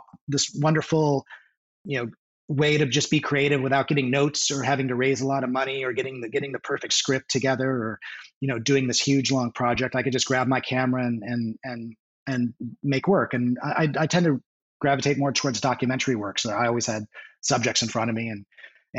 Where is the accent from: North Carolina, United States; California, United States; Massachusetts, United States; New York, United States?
California, United States; San Diego; also born or lived in Parma, Ohio; now in Los Angeles, United States; So I grew up in North County, San Diego